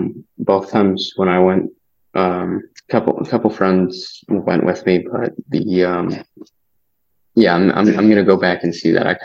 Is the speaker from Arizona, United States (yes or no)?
yes; Arizona, United States; And I'm like, "America." And he's like, "Yeah, we're in America." He's not gonna know it. And then so I just said Arizona.